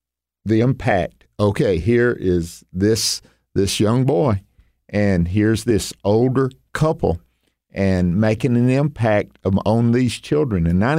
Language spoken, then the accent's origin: English; Tupelo, Mississippi, United States; Vacation Bible School at the church where we grew up here in Tupelo, Mississippi.